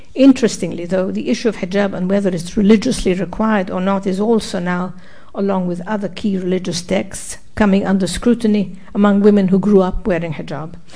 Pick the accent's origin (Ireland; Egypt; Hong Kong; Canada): Egypt; now in United States; Cairo and other cities in my home country